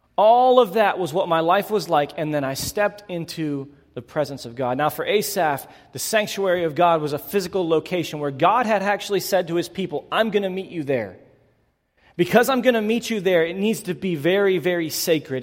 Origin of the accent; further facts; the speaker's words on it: Northwest Pennsylvania, United States; I grew up in Northwest Pennsylvania